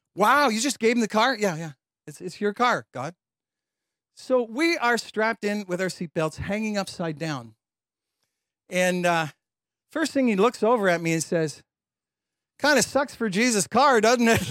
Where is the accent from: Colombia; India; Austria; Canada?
Canada; London, Ontario; also born or lived in Chicago; I grew up in London, Ontario